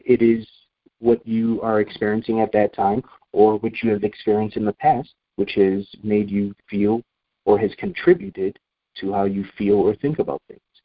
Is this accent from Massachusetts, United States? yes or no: no; Rochester, New York, United States; moved away as an adult; Rochester, New York, where I was born and raised until I was 18, 19 years old